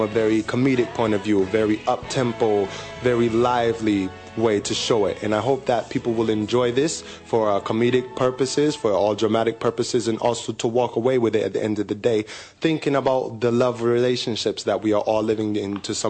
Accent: Connecticut, United States; moved away as an adult; now in Hong Kong; I'm from America, from Connecticut, actually, and I've been in Hong Kong for 2 years

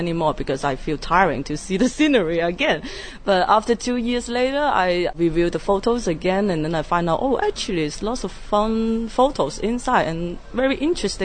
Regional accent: Hong Kong; I'm a photographer from Hong Kong

